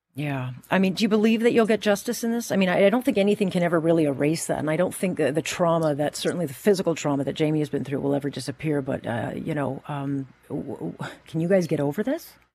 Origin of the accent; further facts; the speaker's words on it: Hamilton, Ontario, Canada; I was born and raised in Hamilton